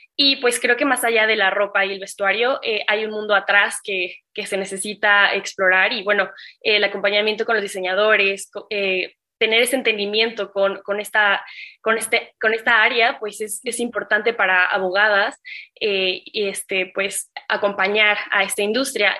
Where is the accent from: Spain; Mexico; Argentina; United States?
Mexico; como mexicanos